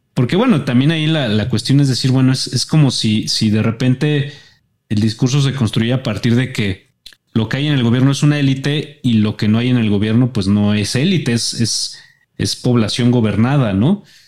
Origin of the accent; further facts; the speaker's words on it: Mexico; como ciudadano mexicano